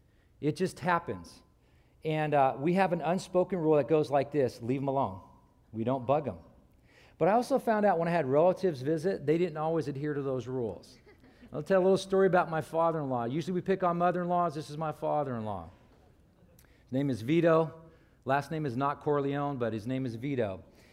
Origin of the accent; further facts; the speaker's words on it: Ireland; Now, you may not know this, but I'm originally from Ireland. My family's Irish, obviously. And my parents have the Irish brogue.